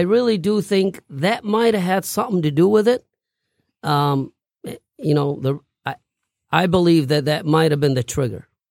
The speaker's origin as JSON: {"language": "English", "town": "Baghdad", "region": "Baghdad Governorate", "country": "Iraq", "tie": "born or raised there", "moved": "yes", "said": "I grew up in Baghdad"}